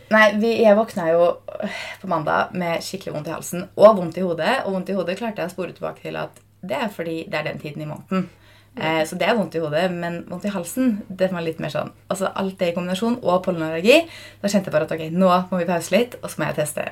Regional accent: Fredrikstad, Østfold, Norway; now in Oslo, Norway; jeg var hjemme i Fredrikstad i helgen

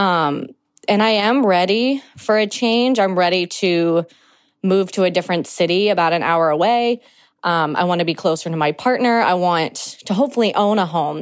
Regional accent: New Orleans, Louisiana, United States; I'm from New Orleans, Louisiana

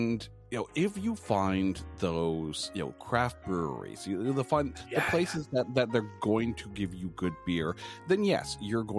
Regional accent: Ottawa, Ontario, Canada; now in Toronto, Canada; I grew up in Ottawa, so the nation's capital, which is, it's not that far away from here.

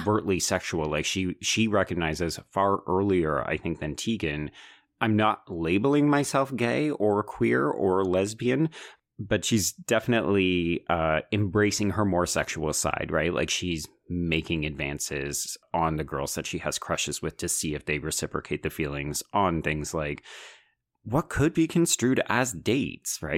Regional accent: Calgary, Alberta, Canada; I grew up in Calgary

